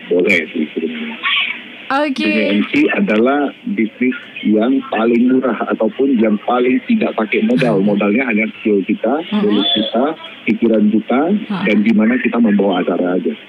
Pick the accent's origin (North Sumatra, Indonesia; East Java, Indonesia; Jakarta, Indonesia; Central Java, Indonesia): North Sumatra, Indonesia; Medan; kalau kita orang Medan sering ngomong yang pertama nggak boleh malu